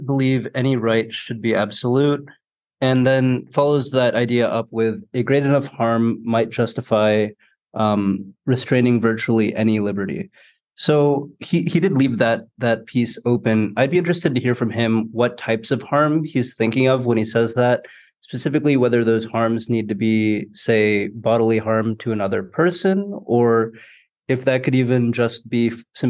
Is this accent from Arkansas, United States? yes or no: no; Virginia Beach, Virginia, United States; now in Charlottesville, United States; originally I'm from Virginia Beach